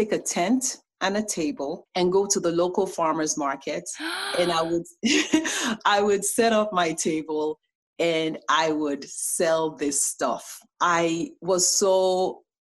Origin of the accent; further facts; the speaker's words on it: Nigeria; now in United States; as a Nigerian